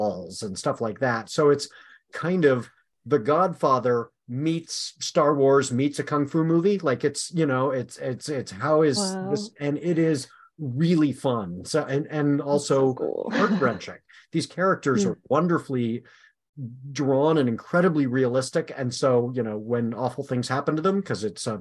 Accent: San Diego, California, United States; now in Oregon, United States; I grew up in San Diego for years where it is, almost never rainy

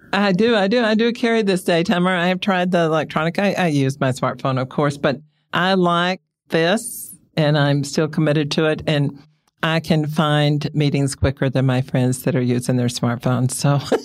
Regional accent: Texas, United States; I grew up in Texas. On the ranch, my family settled one hundred seventy-five years ago

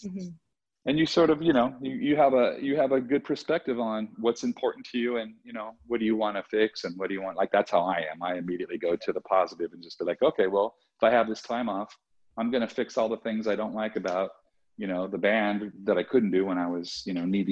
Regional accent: Southern California, United States; I'm from Southern California.

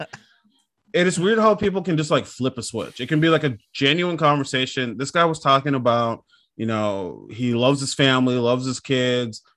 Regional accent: Minnesota, United States; born or raised there

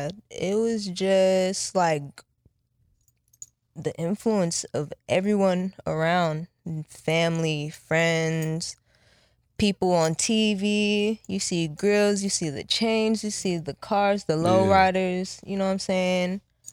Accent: Houston, Texas, United States; first language Japanese; English is a second language; also born or lived in Jacksonville, North Carolina / Japan / Sugar Land, Texas; I'm from the Southwest, and from Houston, I'm from Southwest. So like I was raised around like A-Leaf area.

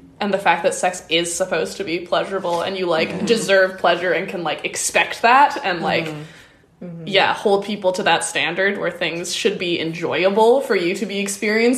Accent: Victoria, British Columbia, Canada; I grew up here in Victoria, which is generally like very progressive

